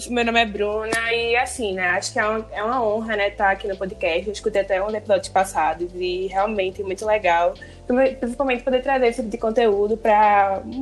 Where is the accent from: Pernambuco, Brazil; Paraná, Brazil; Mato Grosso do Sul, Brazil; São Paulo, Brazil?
Pernambuco, Brazil; Recife; Pernambuco mesmo, acho Recife é as duas, na verdade.